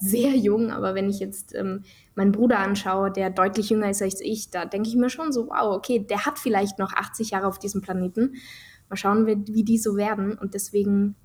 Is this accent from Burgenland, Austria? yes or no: no; Tyrol, Austria; bei uns in Tirol